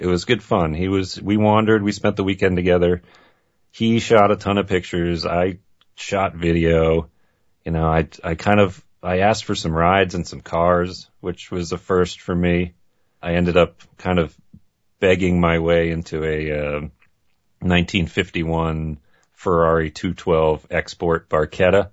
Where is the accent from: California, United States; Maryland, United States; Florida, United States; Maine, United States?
Maine, United States; I grew up in Maine and grew up in a family that was a car family.